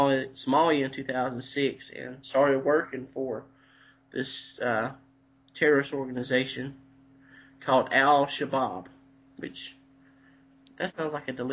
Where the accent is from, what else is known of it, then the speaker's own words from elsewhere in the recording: Abbeville County, South Carolina, United States; This is from my home county of Abbeville County.